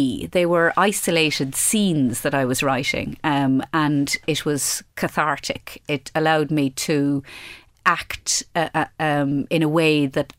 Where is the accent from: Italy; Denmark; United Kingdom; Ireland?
Ireland; Midlands; I came from a very inland county and I came from the Midlands